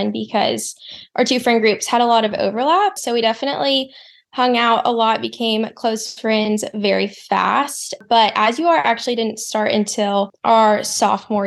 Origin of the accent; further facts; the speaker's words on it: Atlanta, Georgia, United States; also born or lived in Athens, Georgia; I grew up in Atlanta